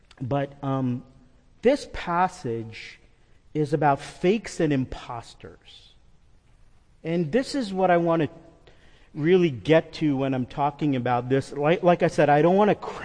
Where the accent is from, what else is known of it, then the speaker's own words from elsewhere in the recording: New York, United States; I'm a New Yorker.